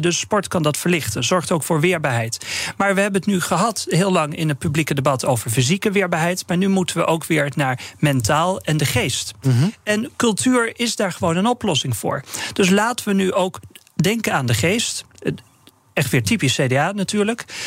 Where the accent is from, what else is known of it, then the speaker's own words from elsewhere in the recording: northern Netherlands, Netherlands; ik ben een Noorderling